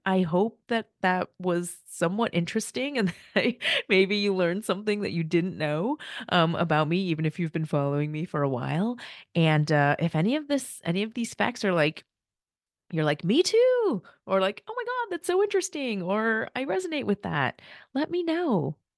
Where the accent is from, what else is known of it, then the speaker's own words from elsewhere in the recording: United States; first language Korean; English is a second language; I'm the first child in my family. to be born in the U S